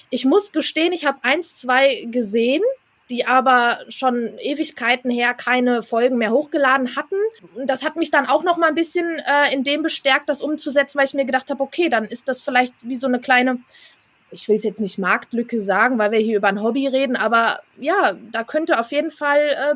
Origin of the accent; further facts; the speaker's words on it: Hesse, Germany; ich komme aus Hessen